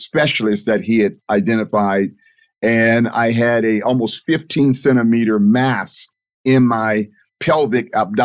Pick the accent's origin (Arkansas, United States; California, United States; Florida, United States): Florida, United States; Fort Lauderdale; I was born and raised in Fort Lauderdale